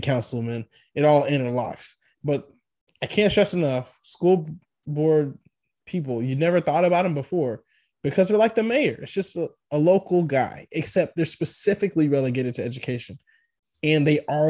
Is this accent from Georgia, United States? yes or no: no; Texas, United States; I'm a Texan